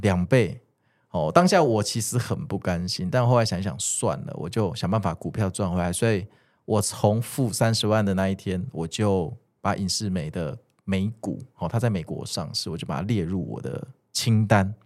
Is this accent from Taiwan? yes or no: yes; Kaohsiung, Taiwan; moved away; also born or lived in Taipei; 我是一个高雄人啊